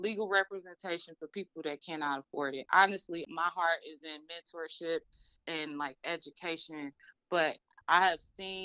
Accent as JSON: {"language": "English", "town": "Detroit", "region": "Michigan", "country": "United States", "said": "I'm from Detroit"}